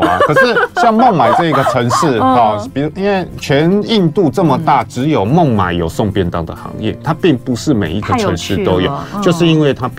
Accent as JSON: {"language": "Chinese", "region": "Kaohsiung", "country": "Taiwan", "said": "就像我是高雄人"}